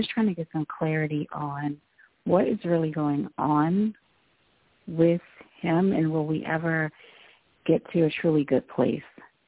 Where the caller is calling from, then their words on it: Baltimore, Maryland, United States; from Baltimore.